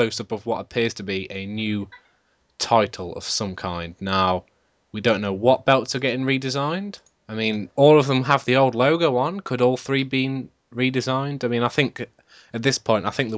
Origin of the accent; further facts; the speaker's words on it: United Kingdom; All British podcast